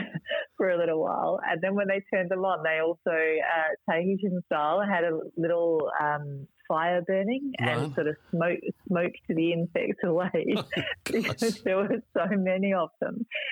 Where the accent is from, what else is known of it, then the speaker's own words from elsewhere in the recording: Adelaide, South Australia, Australia; I'm from Adelaide